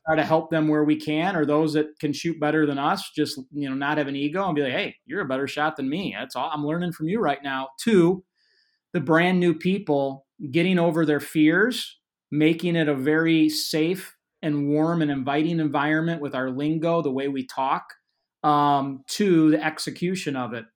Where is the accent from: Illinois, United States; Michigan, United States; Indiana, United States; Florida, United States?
Illinois, United States; I'm from Illinois